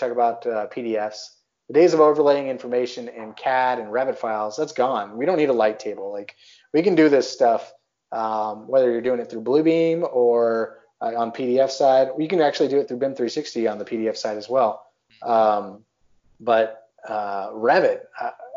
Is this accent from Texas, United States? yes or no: yes; Texas, United States; born or raised there; moved away as an adult; also born or lived in Worcester, Massachusetts / Pacific Northwest / Pittsburgh area; now in Pittsburgh, United States